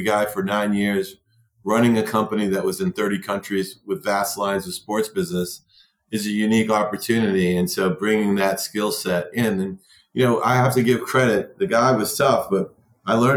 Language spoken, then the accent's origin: English; United States; growing up in America